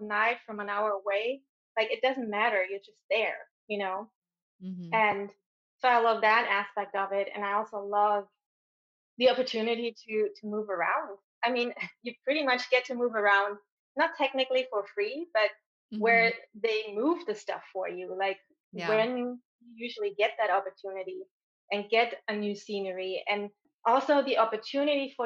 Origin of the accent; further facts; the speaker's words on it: Germany; accent: German; English is a second language; moved away as an adult; I'm originally from Germany. If you haven't heard the accent yet, it's going to come out.